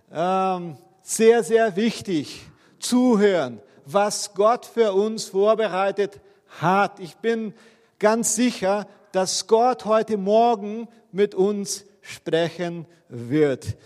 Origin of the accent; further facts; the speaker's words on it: Brazil; Okay, ich bin ja Brasilianer.